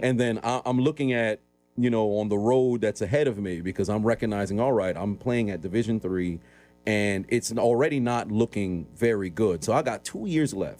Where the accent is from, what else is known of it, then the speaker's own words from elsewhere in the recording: New York City, New York, United States; born and raised in Brooklyn, New York